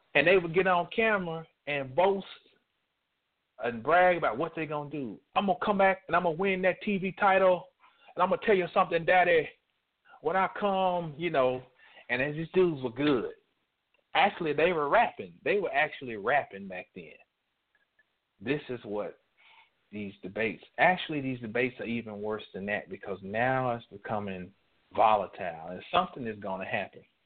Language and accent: English; North Carolina, United States; also born or lived in Texas; My daddy was stationed in the Air Force in Texas. We're from North Carolina.